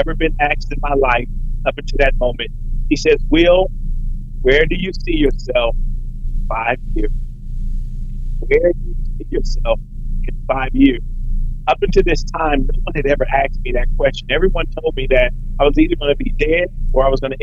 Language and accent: English; Compton, California, United States; I grew up in Compton at a time where they said Compton was literally the worst city in America.